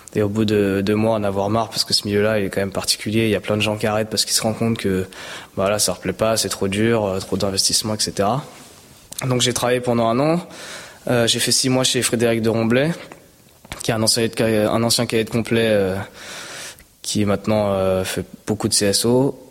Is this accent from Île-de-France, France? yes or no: yes; Val-d'Oise, Île-de-France, France; also born or lived in Maisons-Laffitte, Yvelines (78); je suis né voilà dans 78, j'ai grandi dans le 95. J'ai fait toutes mes études, mes premières années scolaires dans le 95